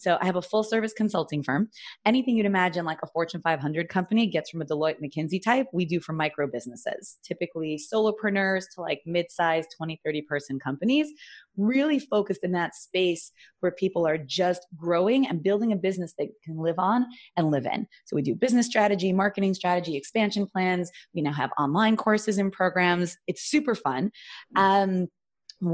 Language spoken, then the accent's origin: English; New York City, New York, United States; moved away as an adult; also born or lived in Jerusalem, Israel; I grew up actually in Flatbush, Brooklyn, New York.